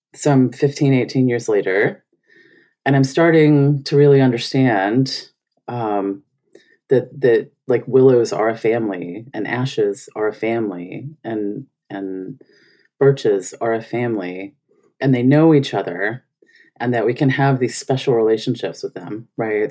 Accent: Memphis, Tennessee, United States; moved away; also born or lived in Phoenix, Arizona / Netherlands; I'm from Memphis, Tennessee

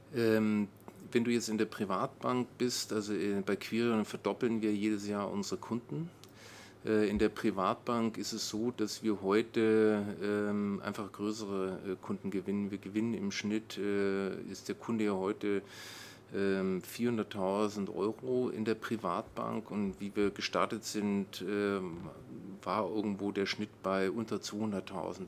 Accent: Nuremberg, Bavaria, Germany; moved away as an adult; now in Brandenburg, Germany; ich bin in Nürnberg aufgewachsen

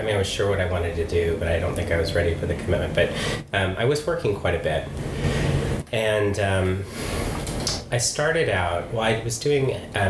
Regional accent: United States; also born or lived in California / Utah / Horsham, West Sussex; now in London, United Kingdom; I grew up in California and in Utah

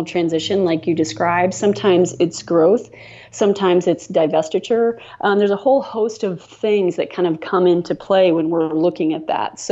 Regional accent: Kalona, Iowa, United States; I grew up in Kelowna, Iowa, which is a small town south of Iowa City

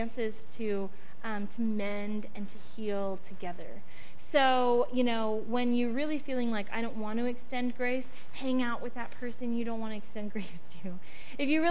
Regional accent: United States; as an American adult

